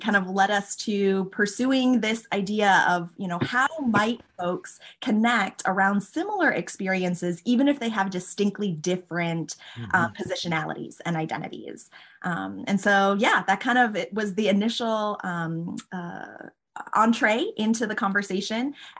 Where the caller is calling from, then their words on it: Minneapolis, Minnesota, United States; I am calling in from Minneapolis, Minnesota